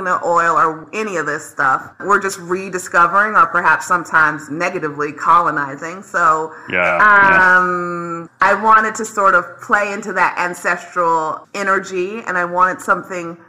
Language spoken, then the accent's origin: English; the South, United States; I am from the South